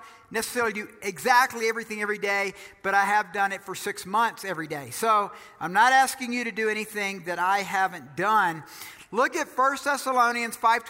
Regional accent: Georgia, United States; I'm from Georgia

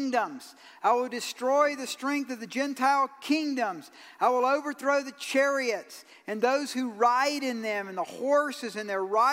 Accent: Georgia, United States; I'm from Georgia

